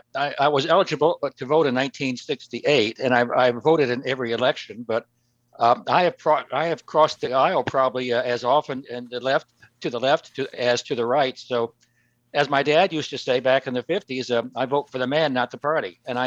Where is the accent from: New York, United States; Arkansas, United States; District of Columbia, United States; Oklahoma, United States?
Oklahoma, United States; moved away as an adult; And I was born and raised in Oklahoma, one of the reddest of the red states.